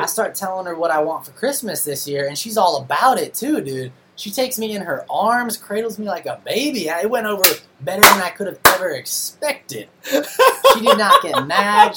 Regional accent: Los Angeles, California, United States; also born or lived in Pennsylvania; now in San Jose, United States; I'm actually from uh, Southern California originally

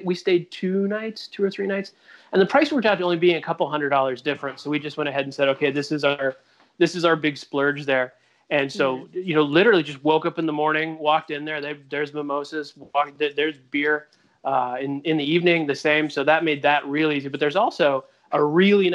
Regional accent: United States; I'm an American

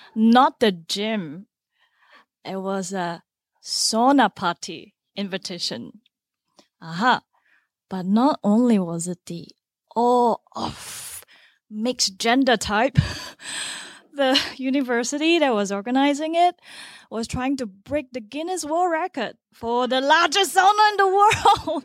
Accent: Singapore; moved away as an adult; also born or lived in Finland; I grew up in Singapore, a country just one degree away from the equator.

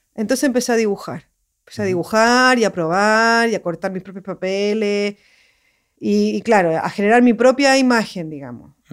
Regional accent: Santiago, Santiago Metropolitan Region, Chile; moved away; Yo soy de Santiago

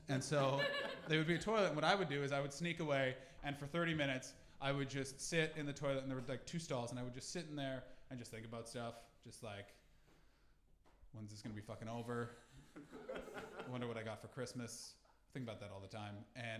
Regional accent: Canada; Listen, I'm from Canada, where we drink responsibly because we've been told it's not running out.

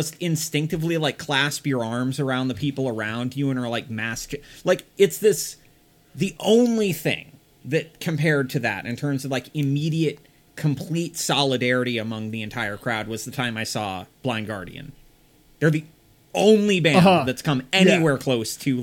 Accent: United States; as an American who is not a Native American

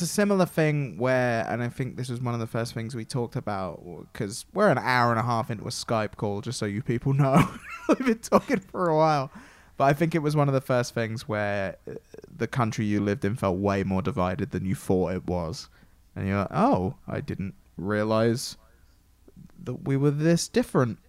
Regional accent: England, United Kingdom; I'm obviously English and from England

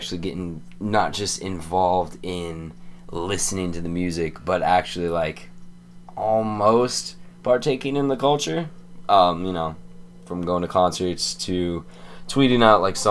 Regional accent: Erie, Pennsylvania, United States; We hail from Erie, Pennsylvania

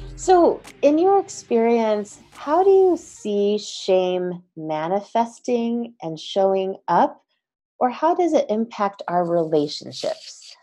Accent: United States; we as Asian American Christians

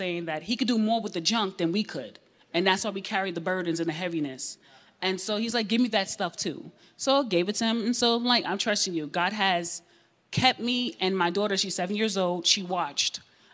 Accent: New York, United States; I'm from New York, born in the 80s

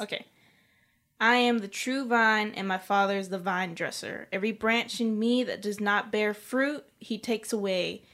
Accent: South Carolina, United States; my home state

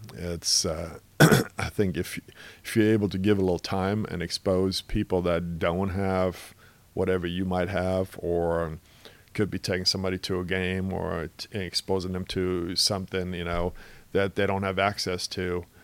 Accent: Germany; now in Seattle, United States; obviously, I came over here from Germany, played in the state as a high school student, went to college in Seattle

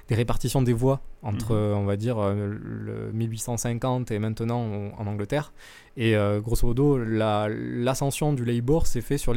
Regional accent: France; chez nous en France

